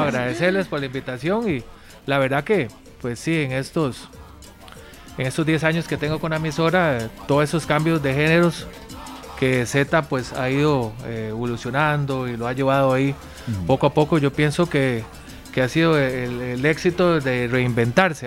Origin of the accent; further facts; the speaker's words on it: Costa Rica; las raíces de nosotros como costarricenses